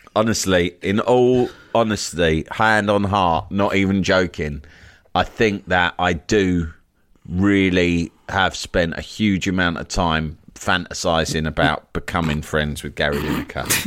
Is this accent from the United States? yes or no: no; London, United Kingdom; I live in, in, in my hometown here, here in Leafy Barnes